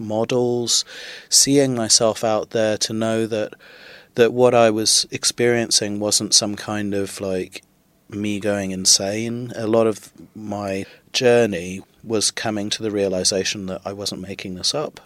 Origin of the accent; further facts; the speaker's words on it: Trinidad & Tobago; moved away; also born or lived in Midlands, United Kingdom; I was born in the Midlands in, in the UK, and then when I was about four, we moved to Trinidad in the West Indies, which is where my father's from